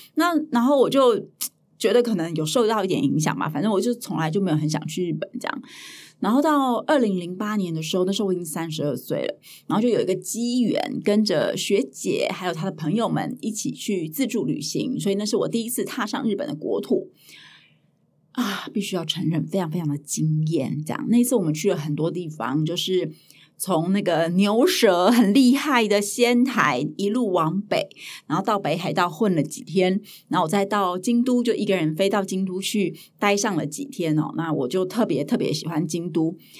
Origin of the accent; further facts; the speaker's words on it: Hualien County, Taiwan; 我是在花莲长大的